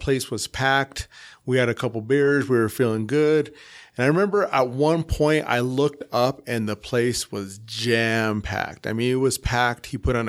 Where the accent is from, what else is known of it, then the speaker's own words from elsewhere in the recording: Salt Lake City, Utah, United States; also born or lived in Boston / Ecuador (family); I grew up here in Salt Lake.